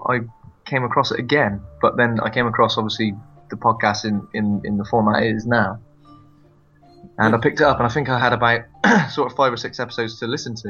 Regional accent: Bristol, South West England, United Kingdom; I'm from Bristol.

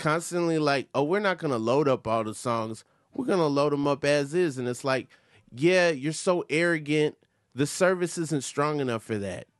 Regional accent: Atlanta, Georgia, United States; My mom raised me in Atlanta, Georgia

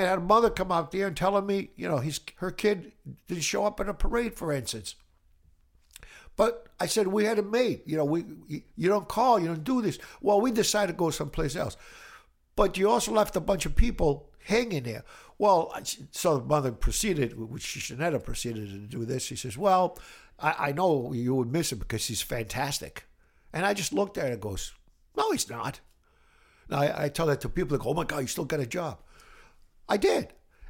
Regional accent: Brockton, Massachusetts, United States; also born or lived in Italy; I grew up in Brockton. Actually, I was born in Italy. And then I came here when I was 9 years old.

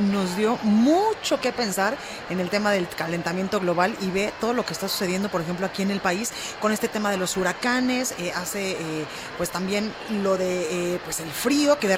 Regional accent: Guadalajara, Jalisco, Mexico; yo soy de este lado de la República Mexicana

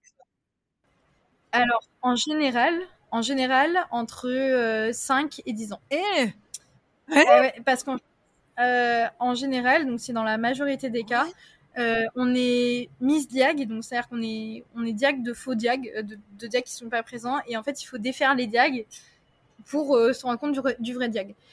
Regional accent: France; also born or lived in Tahiti; j'ai vécu un déménagement à 7 ans et demi où après ben, mes parents sont séparés et j'ai déménagé en France métropolitaine parce que j'étais à Tahiti

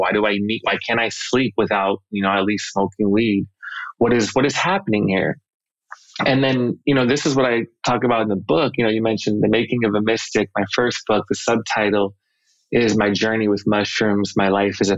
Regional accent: Los Angeles, California, United States; I grew up in the Los Angeles area

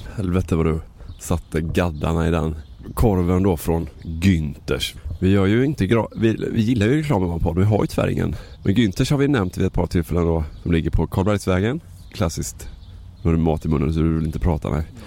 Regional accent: Varberg, Halland County, Sweden; Jag är från Varberg då.

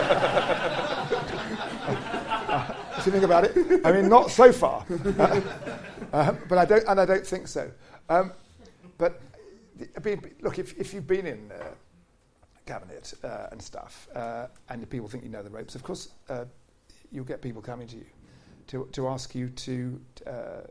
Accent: Essex, East of England, United Kingdom; I come from Essex

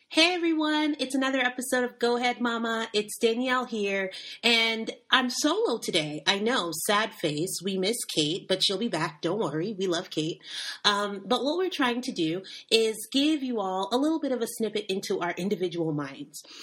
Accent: United States; moved away; I am African American

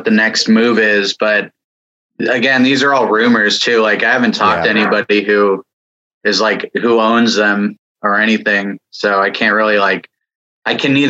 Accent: San Jose, California, United States; I'm from San Jose, California

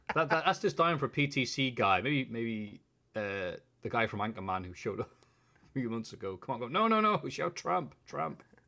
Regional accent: Bishop Auckland, North East England, United Kingdom; I am from Bishop Auckland.

